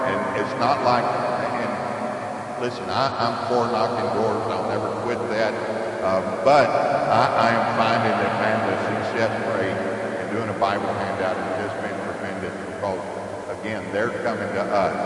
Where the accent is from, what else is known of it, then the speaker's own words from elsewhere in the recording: Pasadena, Texas, United States; I am from uh, Pasadena, Texas. Grew up down there. It's a uh, suburb, suburb of Houston